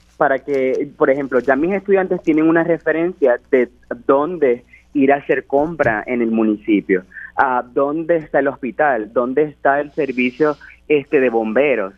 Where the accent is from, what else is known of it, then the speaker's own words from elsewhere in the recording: Puerto Rico; ser el primer puertorriqueño